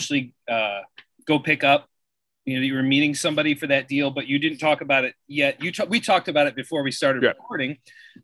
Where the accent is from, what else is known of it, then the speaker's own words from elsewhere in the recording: Sandusky, Ohio, United States; I was born and raised in Sandusky. I had Cedar Point 5-10 minutes from my house my whole childhood